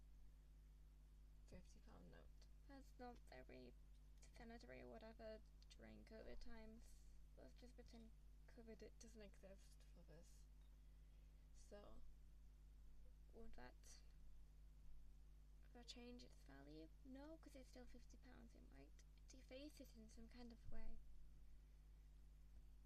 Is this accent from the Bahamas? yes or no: no; England, United Kingdom; I'm from England